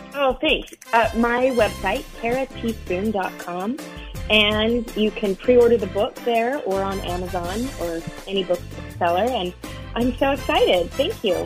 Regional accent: United States; also born or lived in Arizona / Utah; now in New York, United States; I grew up out west in Arizona and Utah

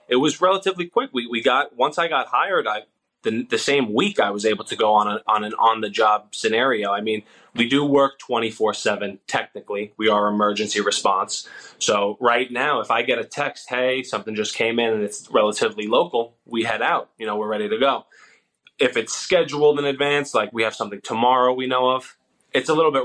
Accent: Long Island, New York, United States; moved away as an adult; now in Florida, United States; I'm from Long Island, New York, and that's where I went to school. I went to college

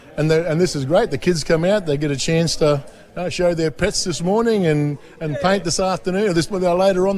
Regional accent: Ingham, Queensland, Australia; Born and bred in Ingham.

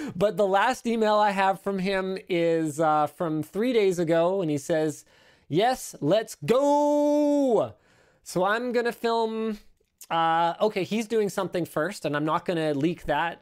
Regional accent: Canada; I'm Canadian

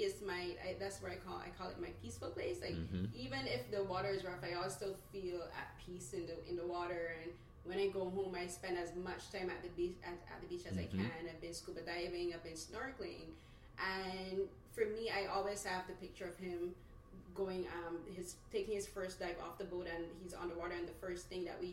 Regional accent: Barbados; now in Toronto, Canada; growing up in Barbados, my favorite place is the beach. And that's I've been living here 8 years

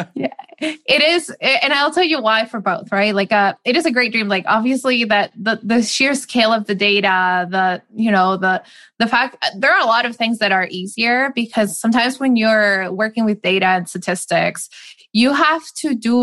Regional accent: Madrid, Community of Madrid, Spain; moved away as an adult; also born or lived in Seattle, United States; I grew up in Madrid

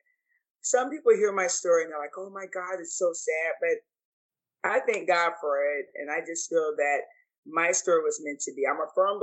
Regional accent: St. Petersburg, Florida, United States; moved away as an adult; also born or lived in Clearwater, Florida / Tampa, Florida; now in Atlanta, United States; raised in St. Petersburg, Florida

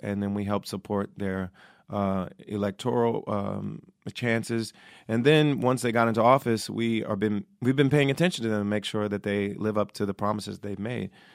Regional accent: Ohio, United States; also born or lived in New York; now in Los Angeles, United States; I used to vote in New York, and I'm from Ohio originally

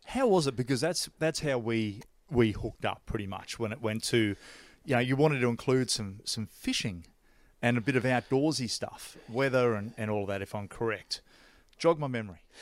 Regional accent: Australia; I'm an Aussie

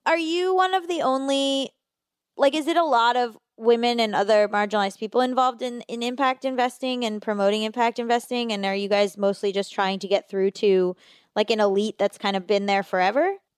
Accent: Florida, United States; I'm from Florida

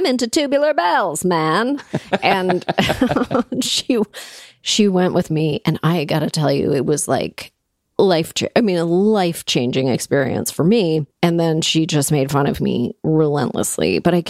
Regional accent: Toronto, Ontario, Canada; because I grew up in Toronto

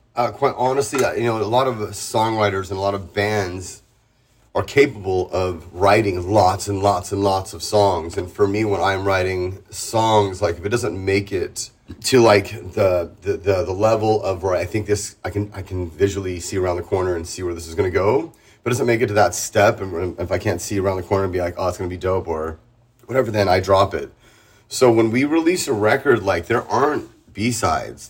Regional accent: San Diego, California, United States; moved away as an adult; now in Tijuana, Mexico; I'm born and raised in San Diego

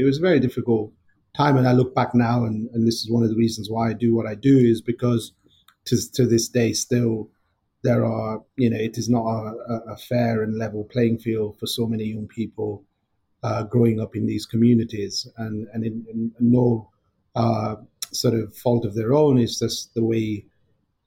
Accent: Blackburn, North West England, United Kingdom; growing up in Blackburn in the, born in the 70s and growing up in the 80s to first generation family coming over from India

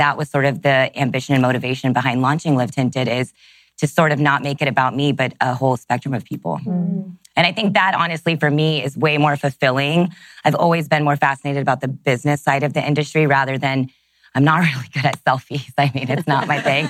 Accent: Texas, United States; I grew up in Texas

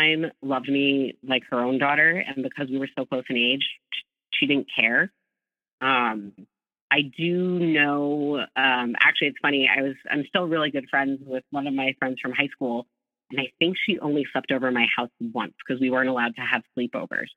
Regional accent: Northeast of the U.S., United States; I grew up in the Northeast of the U.S.

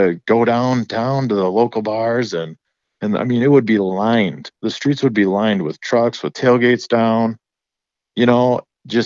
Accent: Wisconsin, United States; I'm from Wisconsin.

